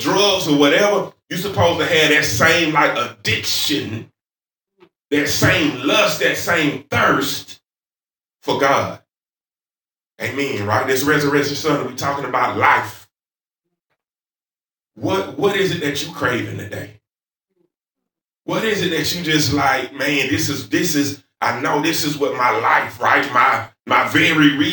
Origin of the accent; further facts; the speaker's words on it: the South, United States; accent: southern; my southern accent